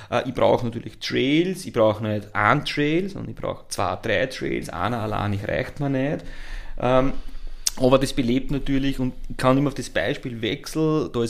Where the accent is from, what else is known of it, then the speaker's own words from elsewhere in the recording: Lower Austria, Austria; Ich komme eben aus dem Niederösterreich, da Schneebergregion, hohe Wand